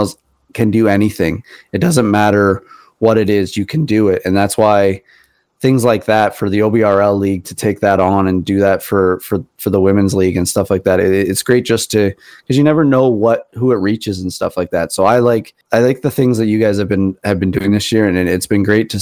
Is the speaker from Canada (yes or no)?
yes; Canada; I'm Canadian